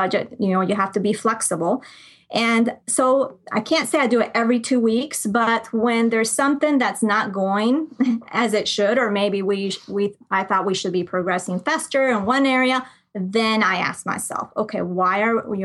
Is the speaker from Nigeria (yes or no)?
no; Colombia; moved away; I grew up in Colombia. I'm from Colombia. So I grew up there part of the time